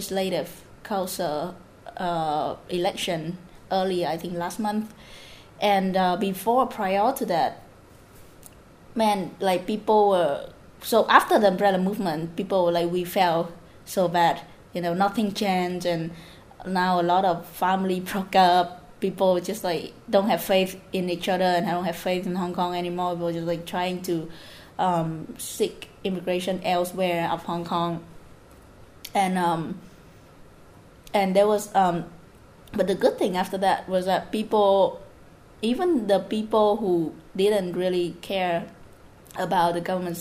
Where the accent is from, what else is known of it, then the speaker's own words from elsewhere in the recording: Southern Vietnam, Vietnam; I'm from the South